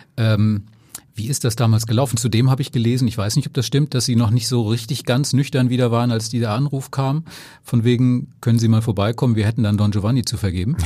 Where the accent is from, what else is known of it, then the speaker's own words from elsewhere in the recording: Flensburg, Schleswig-Holstein, Germany; Ich bin aus Flensburg, aber mein Dänisch war immer schon lausig